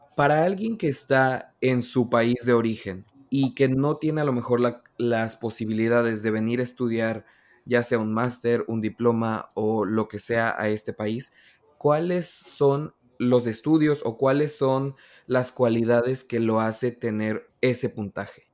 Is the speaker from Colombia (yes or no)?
no; Mexico; moved away as an adult; now in Canada; yo soy mexicano